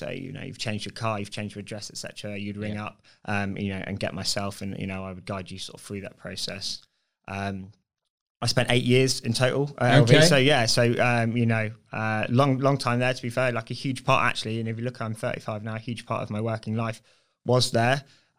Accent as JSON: {"language": "English", "town": "Bournemouth", "region": "South West England", "country": "United Kingdom", "tie": "born or raised there", "said": "Yeah, so I grew up locally. So okay. I'm a Bournemouth lad. Always been a Bournemouth lad."}